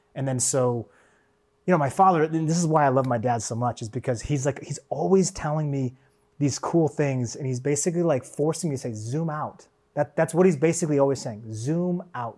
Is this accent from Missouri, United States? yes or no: no; Seattle, Washington, United States; I grew up in Seattle